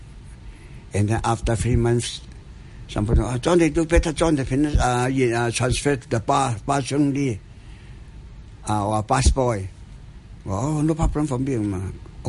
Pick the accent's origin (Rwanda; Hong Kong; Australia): Hong Kong; I was born in Hong Kong